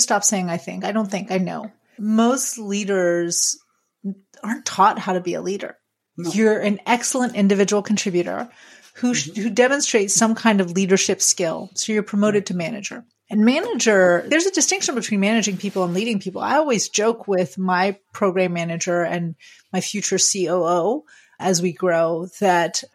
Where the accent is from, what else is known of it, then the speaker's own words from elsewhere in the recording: France; moved away; I grew up in France